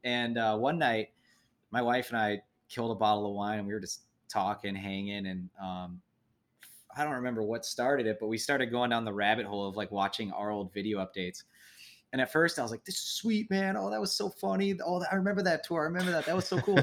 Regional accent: Midwest, United States; we're all from the Midwest

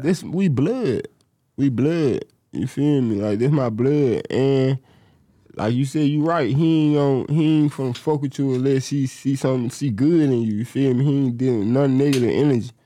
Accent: Memphis, Tennessee, United States; I'm from Memphis

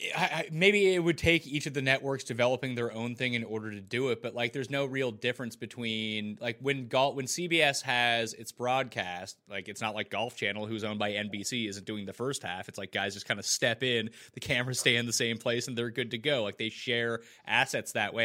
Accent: Halifax, Nova Scotia, Canada; moved away as an adult; now in Toronto, Canada; I grew up in Halifax on the east coast of Canada

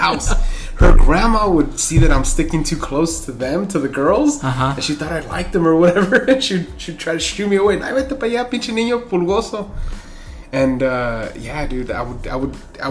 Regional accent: Los Angeles, California, United States; City Terrace, like near Yeah, near City Terrace Elementary, near Cal State LA. That's kind of where we grew up

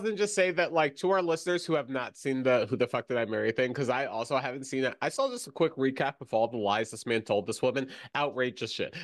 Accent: Florida, United States; growing up in Florida

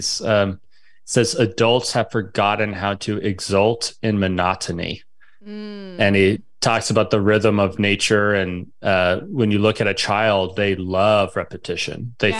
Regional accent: Arlington, Virginia, United States; Virginia boy. I was born in Arlington Hospital.

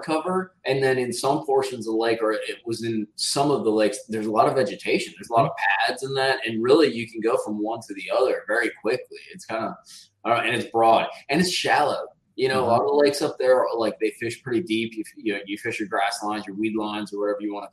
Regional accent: just north of Milwaukee, Southern Wisconsin, United States; moved away; also born or lived in South Florida; I'm originally from Wisconsin. From Southern

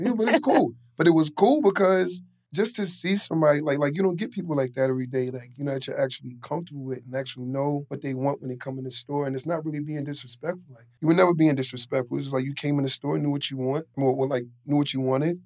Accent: New York City, New York, United States; I grew up in Queens, north side of Queens, and a uh, pretty rough neighborhood

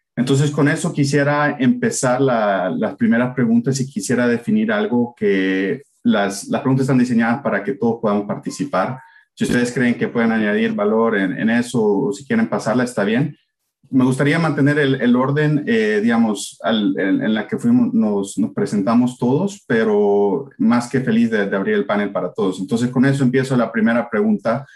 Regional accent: El Salvador; moved away; yo crecí, nací en El Salvador.

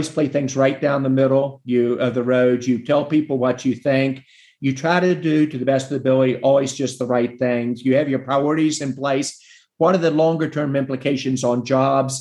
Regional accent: West Virginia, United States; my home state of West Virginia

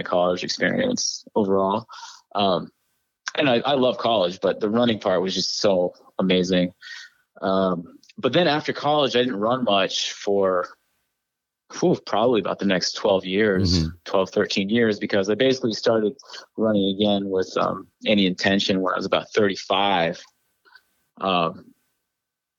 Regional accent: New Hampshire, United States; moved away; also born or lived in Connecticut / New York; I grew up in New Hampshire, like in the woods

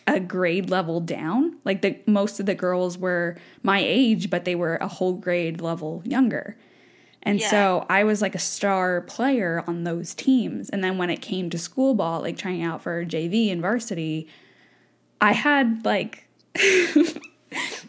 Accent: United States; I grew up in America

